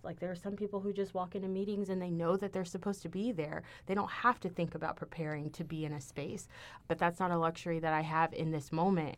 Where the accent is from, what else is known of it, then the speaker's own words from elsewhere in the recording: Houston, Texas, United States; moved away as an adult; now in Ithaca, United States; I'm from Houston, which is the biggest, you know, fourth biggest city in the United States.